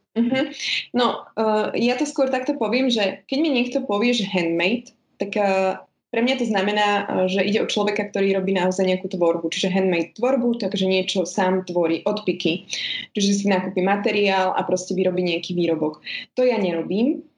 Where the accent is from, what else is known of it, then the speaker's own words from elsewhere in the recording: Spišská Nová Ves, Košice Region, Slovakia; now in Bratislava, Slovakia; pôvodom som teda zo Spišskej Novej Vsi, ale už dlhodobo žijem v Bratislave